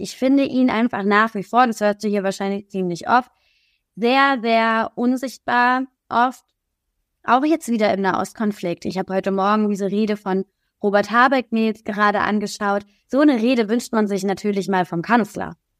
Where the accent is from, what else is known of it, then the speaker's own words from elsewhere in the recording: Kaiserslautern, Rhineland-Palatinate, Germany; moved away; also born or lived in Berlin; in meiner Heimatstadt Kaiserslautern